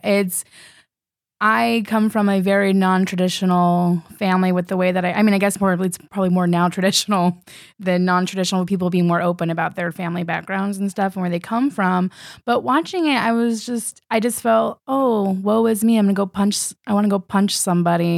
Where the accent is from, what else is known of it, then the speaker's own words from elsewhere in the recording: California, United States; moved away as an adult; now in New York, United States; I'm originally from California. I've been here f, in New York for seven years